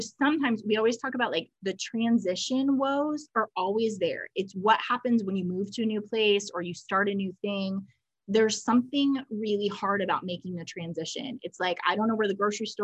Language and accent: English; New York, United States; moved away; I'm from New York